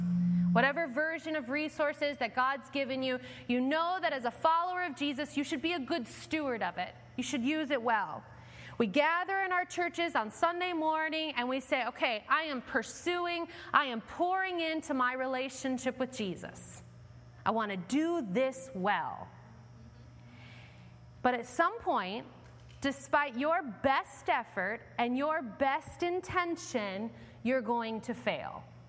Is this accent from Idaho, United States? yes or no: no; Homewood, Illinois, United States; also born or lived in Evanston, United States; My parents moved our family from Evanston to Homewood when I was 2 years old. I grew up on Lexington Road.